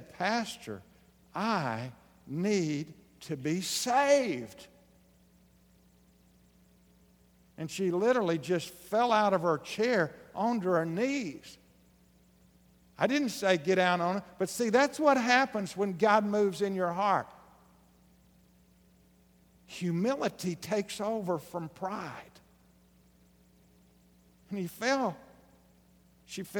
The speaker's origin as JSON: {"language": "English", "region": "Southeast Arkansas", "country": "United States", "tie": "born or raised there", "said": "I grew up in Southeast Arkansas on a little farm"}